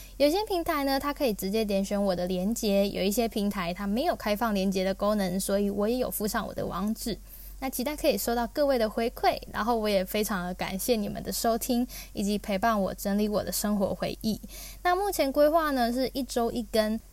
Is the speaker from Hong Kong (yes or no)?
no; Taiwan; moved away as an adult; now in Ireland; 因为毕竟我们从小在台湾所接触到英语教育都是偏向以美式为主